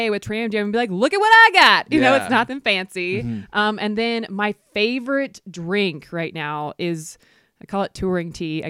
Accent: the South, United States; But I mean, that's how growing up in the South is with snow.

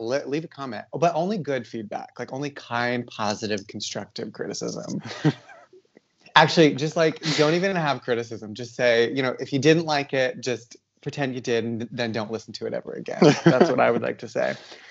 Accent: Iowa, United States; now in West Coast, United States; we're both from Iowa.

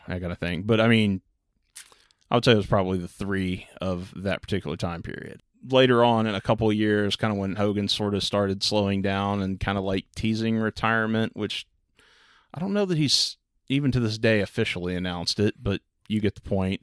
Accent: Texas, United States; growing up in Texas

